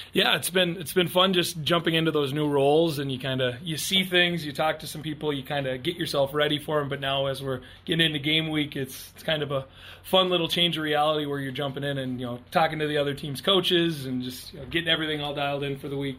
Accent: Underwood, North Dakota, United States; moved away; I'm from Underwood, North Dakota originally

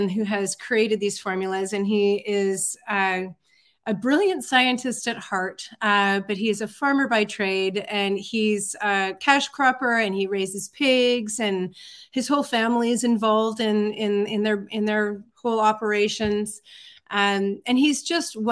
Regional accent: Vancouver Island, British Columbia, Canada; I grew up on Vancouver Island

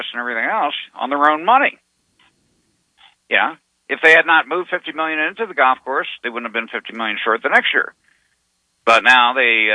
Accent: Arizona, United States; I'm from Arizona

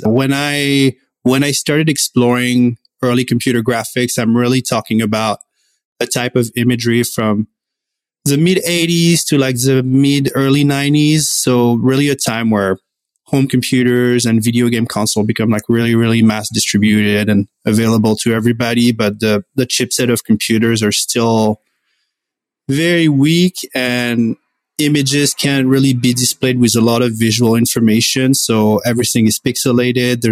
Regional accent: France; moved away as an adult; now in Vancouver, Canada; I'm originally from France, and I moved in Vancouver in 2008

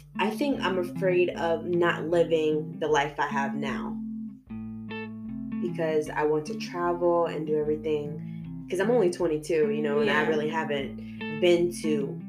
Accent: Sarasota, Florida, United States; We're from Sarasota, Florida.

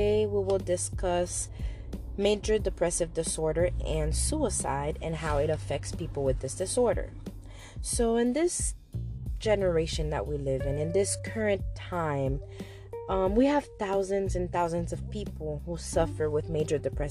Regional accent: Haiti; I am from Haiti.

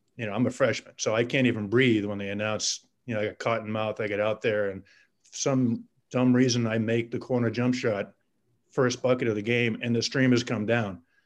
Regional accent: Boston, Massachusetts, United States; I came from Boston as well. I, I grew up just north of, of, town.

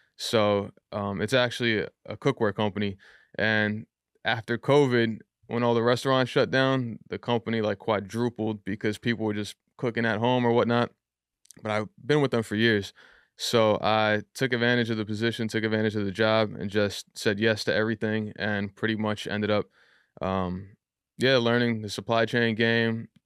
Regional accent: Yonkers, New York, United States; also born or lived in Bronx; I was born in the Bronx, but I grew up in Yonkers my entire life.

